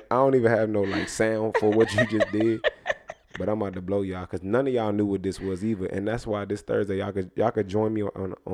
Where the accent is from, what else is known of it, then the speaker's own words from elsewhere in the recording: Spanish Town, Saint Catherine, Jamaica; Y'all know I'm Jamaican, too.